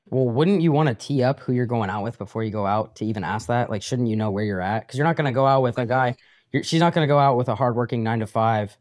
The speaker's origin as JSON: {"language": "English", "region": "Colorado", "country": "United States", "tie": "born or raised there"}